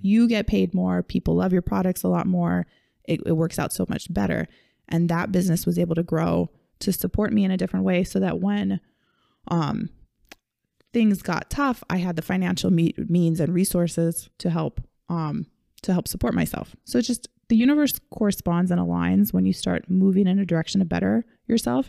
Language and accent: English; Kailua, Hawaii, United States; we grew up in Kailua. We grew up in Hawaii